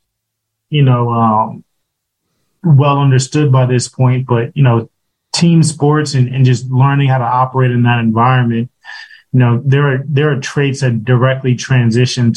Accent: New York City, New York, United States; originally, I'm actually from Brooklyn. I grew up in Brooklyn

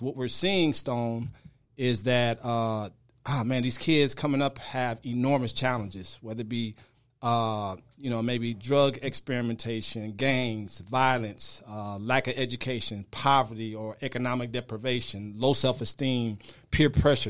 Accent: right outside Chicago, Illinois, United States; I grew up right outside Chicago in in what they call uh, the bricks or the projects

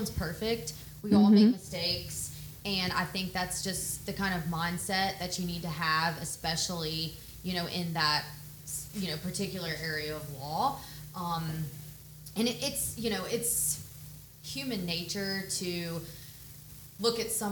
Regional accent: Pensacola Beach, Florida, United States; I was raised on Pensacola Beach. I went to Gulf Breeze Middle School and High School.

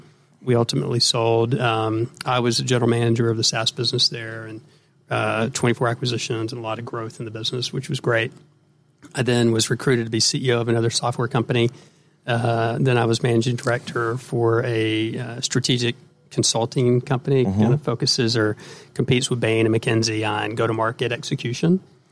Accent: Atlanta, Georgia, United States; Well, first of all, I'm from Atlanta.

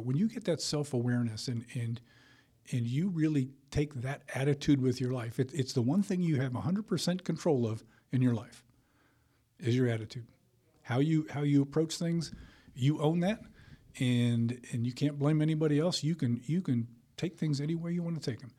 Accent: Colorado, United States; also born or lived in Texas / Illinois; now in Georgia, United States; I grew up in Colorado

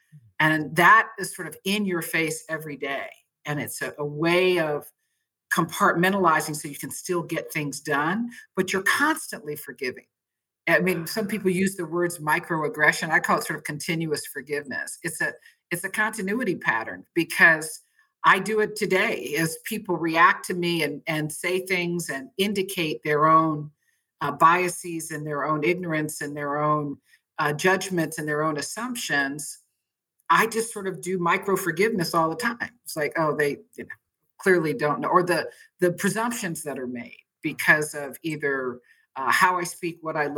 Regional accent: Berlin, Germany; also born or lived in Austria; how to live overseas as I was raised in Berlin and Austria and different parts of Europe in the military setting.

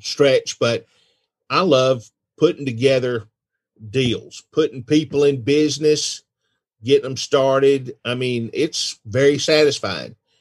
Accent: Rome, Georgia, United States; also born or lived in Durham, North Carolina / Houston, Texas; my dad was approached by the three Harbin brothers to come to Rome, Georgia to practice

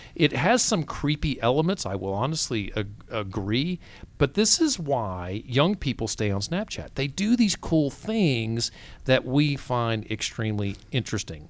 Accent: the South, United States; I'm from the South

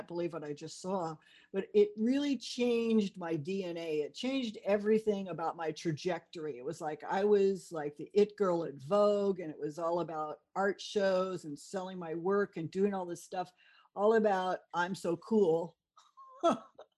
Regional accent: South Bay area, California, United States; moved away as an adult; also born or lived in New York; I'm originally from California. I was a surfer girl. I went to UCSB. I grew up in the South Bay area

